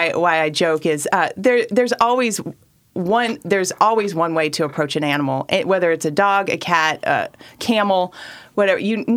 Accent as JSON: {"language": "English", "town": "Klamath Falls", "region": "Oregon", "country": "United States", "tie": "born or raised there", "said": "Born and raised in Oregon"}